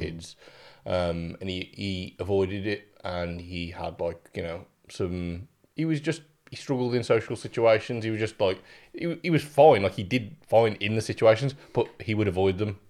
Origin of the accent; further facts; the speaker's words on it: the Black Country, West Midlands, United Kingdom; also born or lived in Germany; I am raised in the black country